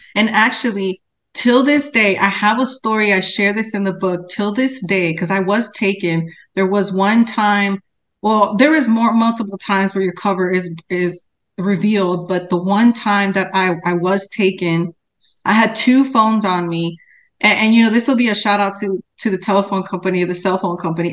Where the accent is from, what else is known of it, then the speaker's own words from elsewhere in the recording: Cicero, Illinois, United States; I grew up in Cicero, West Side, that's in Chicago, which is a suburb of Chicago